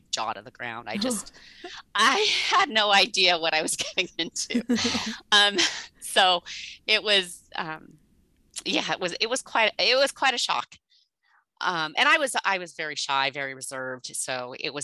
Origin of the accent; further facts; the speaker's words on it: Southern California, United States; also born or lived in Napa, California / Idaho / Illinois / Florida; I was born in Southern California. And when I was 14 years old, my parents moved up to Napa.